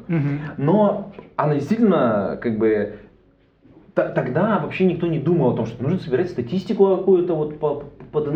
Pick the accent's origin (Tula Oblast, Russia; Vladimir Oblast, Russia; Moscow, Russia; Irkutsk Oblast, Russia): Irkutsk Oblast, Russia; Irkutsk; now in Saint Petersburg, Russia; я из Иркутска